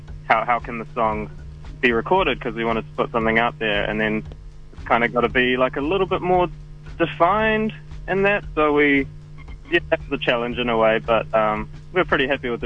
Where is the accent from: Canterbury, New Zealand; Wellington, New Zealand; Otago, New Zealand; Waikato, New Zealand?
Wellington, New Zealand; I've been here most of my life